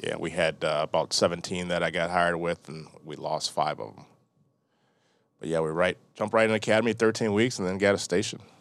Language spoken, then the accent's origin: English; Delavan, Wisconsin, United States; moved away as an adult; also born or lived in Milwaukee, Wisconsin / University Park, Illinois / Chicago, Illinois; moved to Delavan, Wisconsin. It's over by Lake Geneva, between Janesville and Lake Geneva.